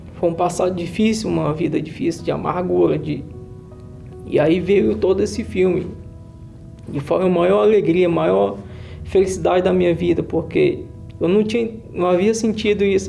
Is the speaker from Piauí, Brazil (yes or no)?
yes; Piauí, Brazil; eu nasci no Piauí, no interior do Piauí, numa cidade bem ao norte.